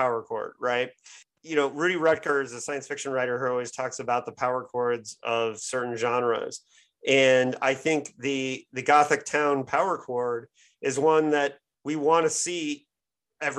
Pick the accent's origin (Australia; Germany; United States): United States; Indiana; also born or lived in Michigan; I grew up south of you in Indiana